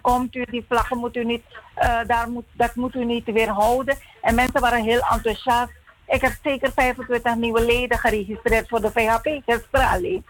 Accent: Suriname; als Surinamer

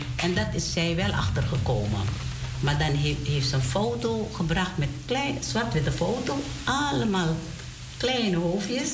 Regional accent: Domburg, Wanica, Suriname; moved away; ik ben geboren in Domburg

